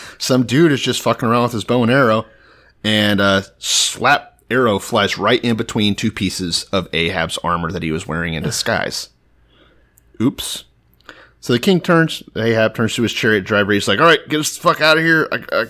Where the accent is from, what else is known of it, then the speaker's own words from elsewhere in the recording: Texas, United States; I know I'm the Texan and I'm from there and everything.